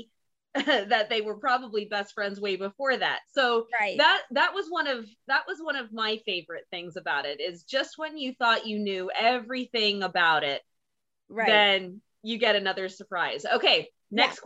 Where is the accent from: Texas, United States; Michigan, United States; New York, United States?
Texas, United States; we're both from Texas